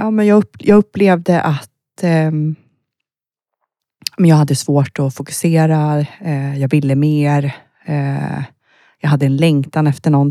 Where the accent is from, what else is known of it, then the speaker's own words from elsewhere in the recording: Västergötland, Västra Götaland, Sweden; now in Uppsala, Sweden; Nej, jag är uppväxt i eh, södra Sverige. Mm. västgöte från början. Aha, okay. eh, ja, men jag flyttade därifrån eh, tidigt.